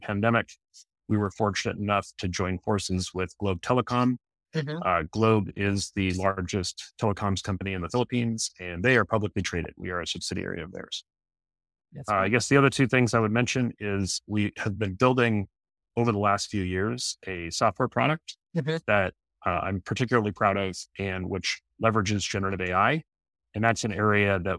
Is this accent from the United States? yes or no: yes; outside of Seattle, Washington, United States; So I was raised in Washington State, outside of Seattle.